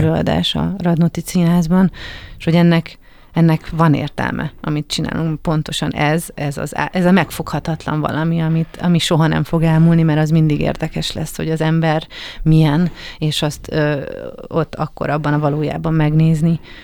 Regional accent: Budapest, Hungary; also born or lived in Kaposvár; Én budapesti vagyok

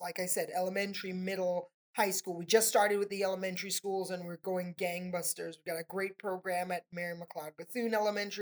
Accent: Tobago, Trinidad & Tobago; now in Palm Beach, United States; I'm from Trinidad and Tobago, a little bit of an mm. accent there.

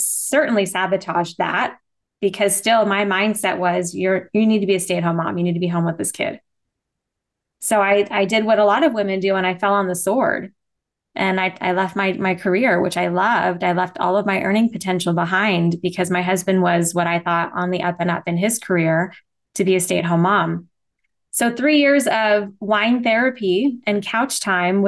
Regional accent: Las Vegas, Nevada, United States; also born or lived in Henderson, Nevada; I was born and raised in Vegas, and I live in Henderson, so outside of Vegas, but still a Vegas kid

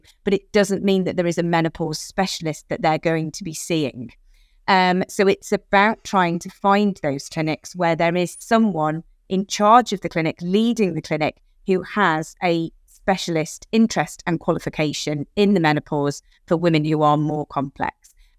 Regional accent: United Kingdom; we are British

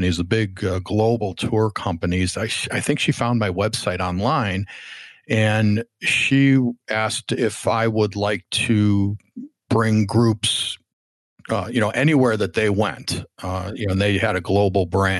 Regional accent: Chicago, Illinois, United States; now in Southern California, United States; I was looking for ways to get back to Chicago, my hometown

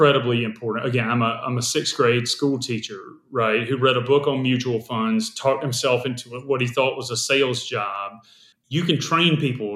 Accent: South Carolina, United States; I taught English and South Carolina history because I'm from South Carolina

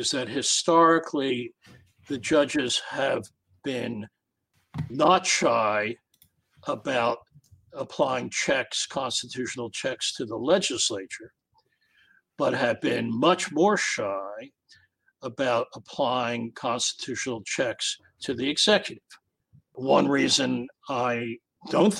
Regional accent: United States; as an American

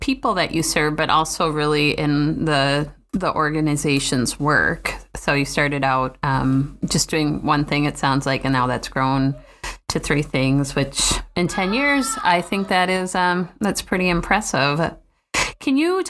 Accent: Minnesota, United States; As a Minnesotan

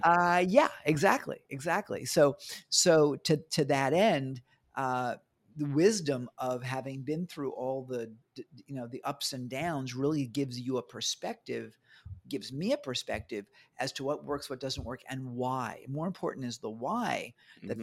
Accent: New York, United States; also born or lived in Bangkok; now in Australia; Originally from New York.

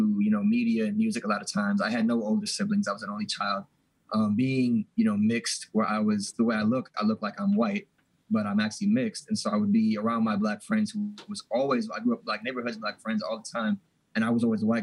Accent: Milwaukee, Wisconsin, United States; I grew up in Milwaukee

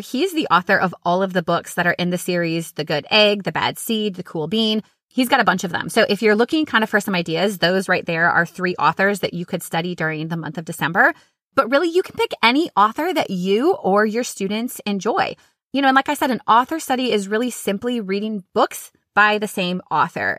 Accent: Minnesota, United States; now in Florida, United States; I grew up in Minnesota

